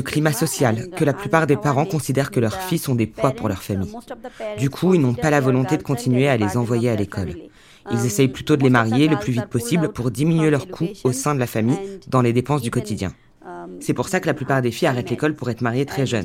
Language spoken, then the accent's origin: French; Bagerhat, Khulna Division, Bangladesh; Je viens du uh, sud du Bangladesh, du Bagharat